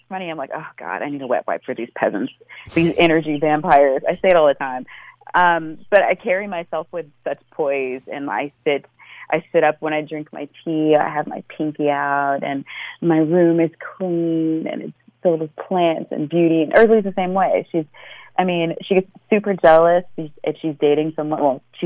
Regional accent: Austin, Texas, United States; I was born and raised in Austin, Texas, and I still live

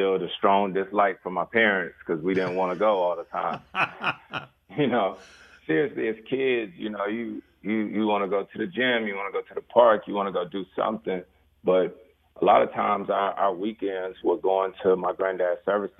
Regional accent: Winston-Salem, North Carolina, United States; growing up in Winston-Salem, North Carolina

